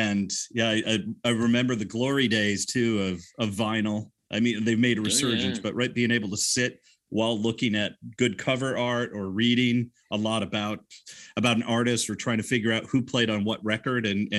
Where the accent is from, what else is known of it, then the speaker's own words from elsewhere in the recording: Rockford, Illinois, United States; moved away as an adult; also born or lived in Minneapolis; I grew up in Rockford, Illinois, Home